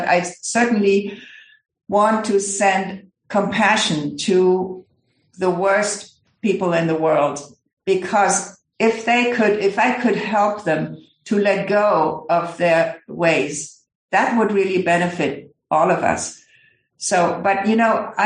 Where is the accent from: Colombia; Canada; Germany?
Germany; I come from Germany